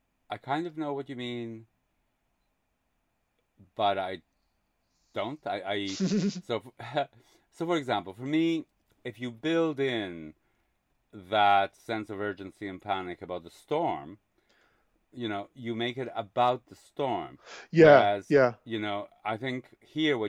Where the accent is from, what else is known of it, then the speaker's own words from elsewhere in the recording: Quebec, Canada; I grew up in Quebec